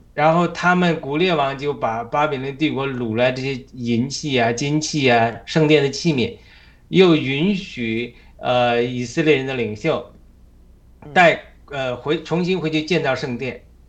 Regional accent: China; moved away as an adult; now in United States; 必须我们中国人必须要高举神

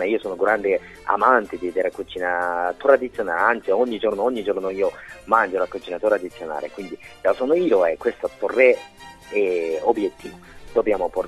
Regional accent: Japan; Italian is a second language; now in Italy; oppure il mio paese, la cucina giapponese, e portiamo in Italia.

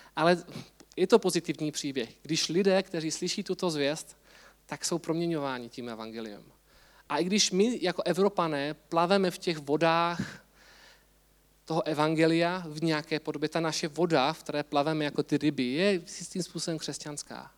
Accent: Czechia; my Češi

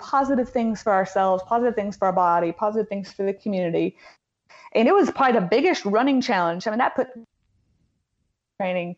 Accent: Middle Tennessee, United States; I'm from Middle Tennessee

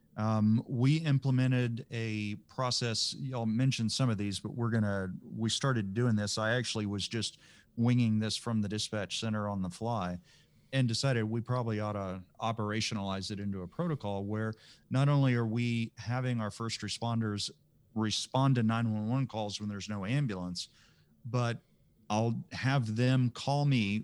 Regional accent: Texas, United States; I'm just as Texan as you are

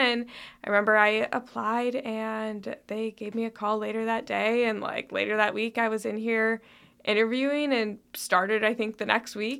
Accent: Toledo, Ohio, United States; moved away as an adult; also born or lived in Chicago / Greece; now in Lexington, United States; I'm originally from Toledo, Ohio.

